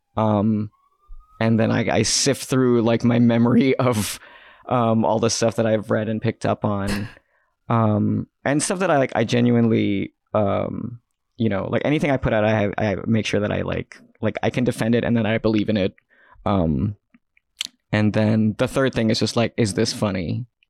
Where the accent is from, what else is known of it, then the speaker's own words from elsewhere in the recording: New York City, New York, United States; I grew up I grew up in Queens